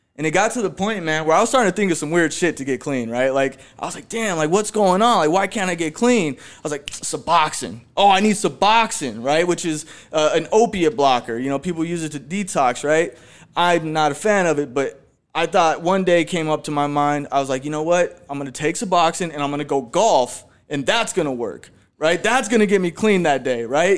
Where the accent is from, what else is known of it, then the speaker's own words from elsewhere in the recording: Phoenix, Arizona, United States; I was born right here in Phoenix, Arizona too. I was born in the Maryvale area